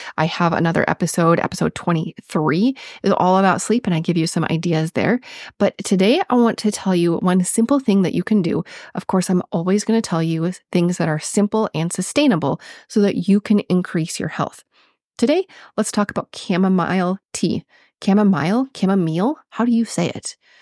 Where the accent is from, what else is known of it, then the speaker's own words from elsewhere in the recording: Minnesota, United States; accent: Minnesotan; my Minnesotan accent